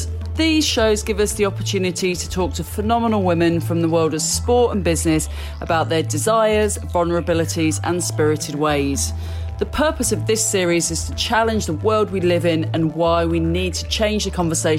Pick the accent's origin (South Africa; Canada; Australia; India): India; born there; also born or lived in Malta; So I was born in India and lived in Malta.